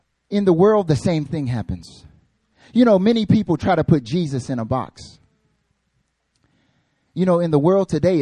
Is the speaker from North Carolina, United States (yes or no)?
yes; North Carolina, United States; I'm from North Carolina